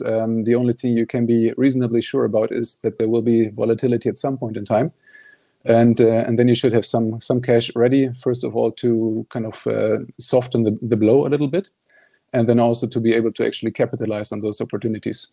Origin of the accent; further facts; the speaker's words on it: Germany; moved away as an adult; also born or lived in Netherlands; now in Stockholm, Sweden; I'm originally from Germany